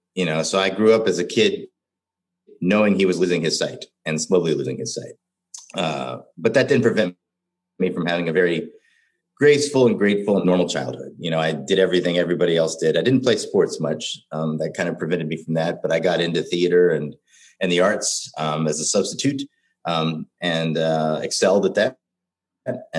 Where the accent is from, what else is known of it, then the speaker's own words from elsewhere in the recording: Cincinnati, Ohio, United States; now in Minneapolis, United States; As a young boy growing up in Cincinnati, Ohio, I was diagnosed with retinitis pigmentosa